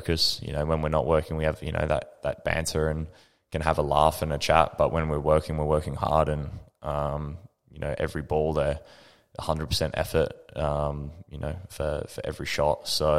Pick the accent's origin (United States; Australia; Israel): Australia; South Australia; And we didn't even realize, you know, so I think there was, as South Australians, we're very proud of it, although, you know, a lot of the people from the other states like to, you know, talk us down. We're very proud of being from South Austra